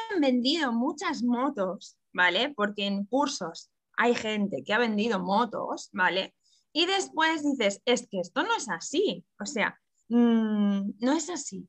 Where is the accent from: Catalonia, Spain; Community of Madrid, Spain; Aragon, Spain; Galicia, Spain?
Catalonia, Spain; Barcelona; yo soy de Barcelona